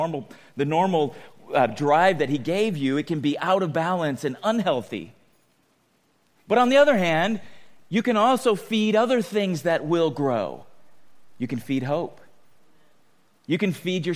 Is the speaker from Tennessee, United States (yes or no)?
no; San Diego, California, United States; growing up in San Diego